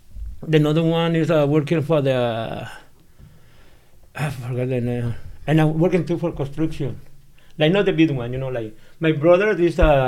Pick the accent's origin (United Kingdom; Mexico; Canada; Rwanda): Mexico; born or raised there; English is a second language; moved away as an adult; now in Chicago, United States